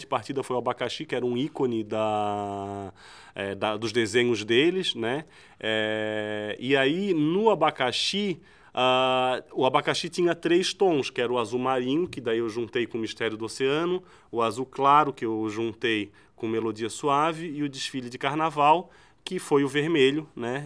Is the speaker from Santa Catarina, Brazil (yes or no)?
yes; Florianópolis, Santa Catarina, Brazil; Florianópolis, né? Da onde eu, onde eu nasci e me criei